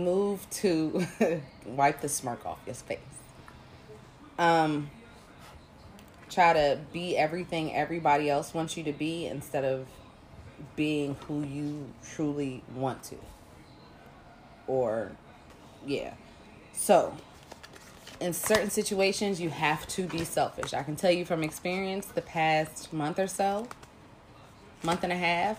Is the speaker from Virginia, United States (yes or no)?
yes; Virginia, United States; I'm from Virginia.